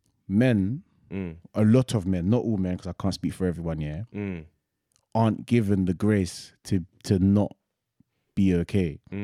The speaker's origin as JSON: {"language": "English", "country": "Ireland", "said": "I know about racism too. Yeah. I'm Irish."}